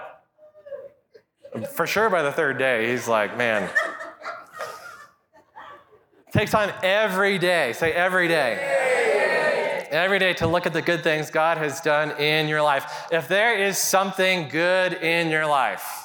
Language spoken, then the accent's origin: English; Kit Carson, Colorado, United States; I was just a toddler growing up in Kit Carson, Colorado